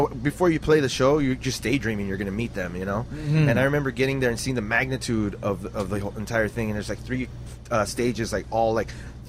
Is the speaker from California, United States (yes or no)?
yes; South Gate, California, United States; I said, I'm from Southgate.